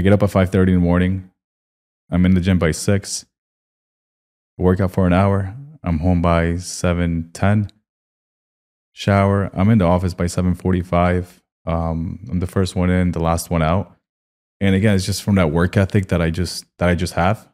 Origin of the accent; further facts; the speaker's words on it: Colombia; moved away; I'm from Colombia.